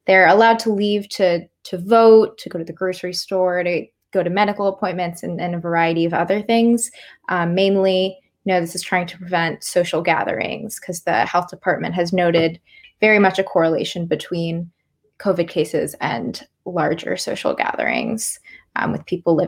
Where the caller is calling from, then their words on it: Ann Arbor, Michigan, United States; Yeah, so I'm calling from Ann Arbor, University of Michigan.